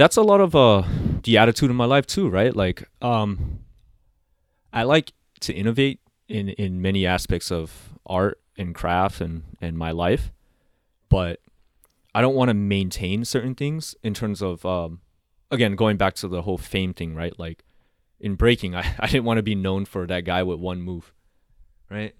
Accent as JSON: {"language": "English", "town": "San Diego", "region": "California", "country": "United States", "tie": "born or raised there", "also_born_or_lived": "Laos", "said": "raised in Southeast San Diego"}